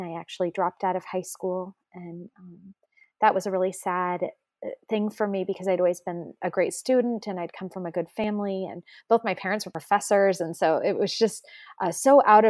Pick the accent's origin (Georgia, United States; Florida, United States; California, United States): California, United States; San Francisco Bay Area; I grew up in the San Francisco Bay Area in a family that didn't have a faith at all.